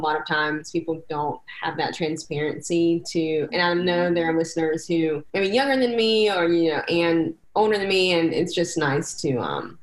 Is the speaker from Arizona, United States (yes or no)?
no; North Carolina, United States; also born or lived in Maryland; I was born in Maryland, but moved back to North Carolina when I was 5